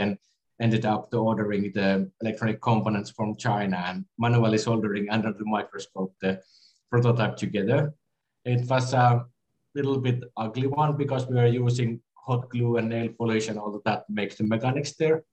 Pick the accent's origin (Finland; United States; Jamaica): Finland; I'm from Finland